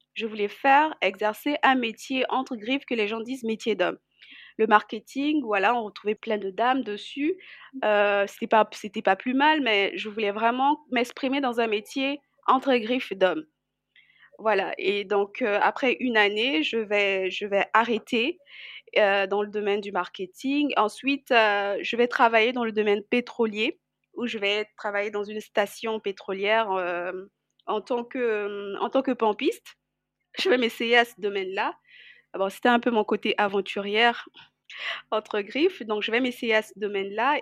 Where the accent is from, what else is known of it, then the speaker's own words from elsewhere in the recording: Brazzaville, Republic of the Congo; also born or lived in Kinshasa / Pointe-Noire; Je suis née à Kinshasa et ensuite euh, j'ai grandi à Brazzaville